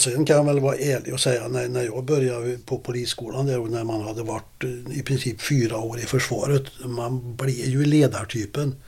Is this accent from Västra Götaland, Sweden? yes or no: no; Karlstad, Värmland, Sweden; also born or lived in Stockholm; hemma i Karlstad